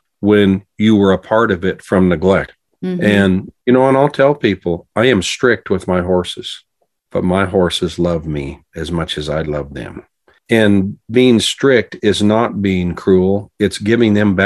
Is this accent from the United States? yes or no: yes; Montana, United States; growing up in Montana